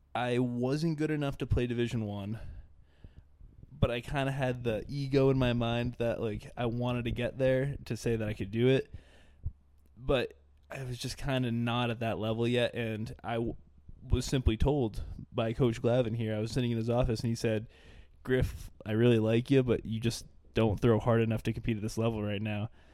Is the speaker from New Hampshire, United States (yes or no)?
yes; Dover, New Hampshire, United States; I'm from Dover, New Hampshire